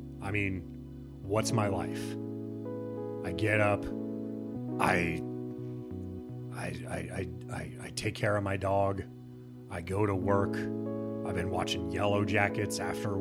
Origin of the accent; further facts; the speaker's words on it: Midwest, United States; I'm from the Midwest